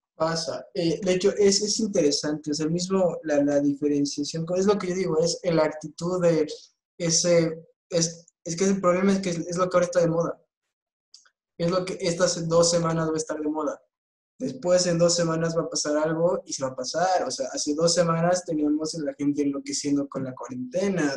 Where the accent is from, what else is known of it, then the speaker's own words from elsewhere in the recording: Bolivia; todos somos bolivianos